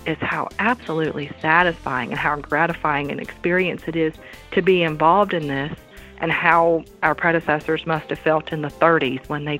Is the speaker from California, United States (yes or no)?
no; Virginia, United States; I sure am. Born and raised in Amherst County, which is a neighboring county for our headquarters here at Central Virginia Electric Cooperative.